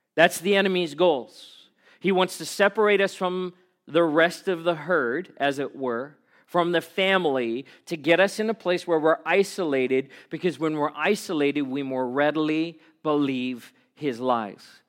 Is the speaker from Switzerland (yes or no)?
no; South Africa; moved away; I grew up in South Africa